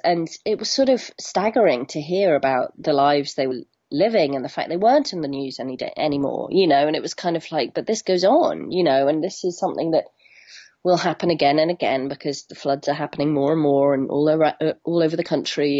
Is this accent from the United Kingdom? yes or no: no; Hong Kong; moved away; I grew up in Hong Kong